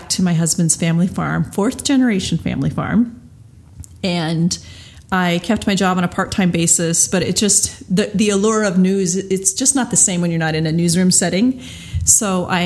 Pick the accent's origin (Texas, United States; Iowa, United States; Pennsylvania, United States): Iowa, United States; I am from Iowa